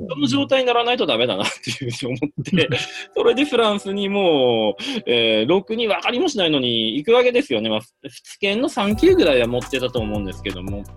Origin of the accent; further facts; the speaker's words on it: Hirosaki, Aomori, Japan; moved away; 僕の場合は青森県の弘前市出身と本州の最北端の出身なんですけどね